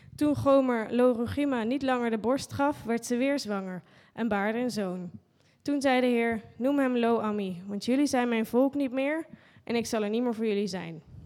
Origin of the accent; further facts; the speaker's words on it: Netherlands; als Nederlanders